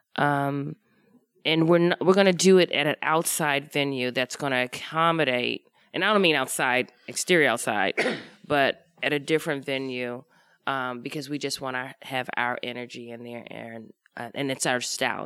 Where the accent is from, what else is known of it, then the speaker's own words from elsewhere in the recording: Washington, District of Columbia, United States; moved away; I grew up in Washington, D C, off of Georgia Avenue